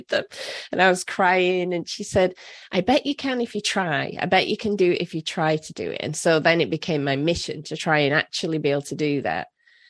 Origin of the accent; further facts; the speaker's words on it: Leeds, Yorkshire and the Humber, United Kingdom; say hi to Leeds for me. That's my hometown.